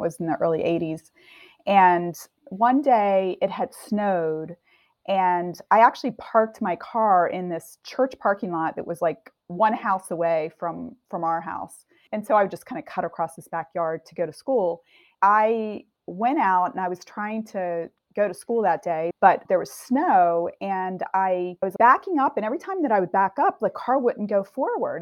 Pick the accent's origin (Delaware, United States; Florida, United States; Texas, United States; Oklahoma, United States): Delaware, United States; also born or lived in suburban Chicago; now in Chicago, United States; I'm in suburban Chicago now, and I grew up in Delaware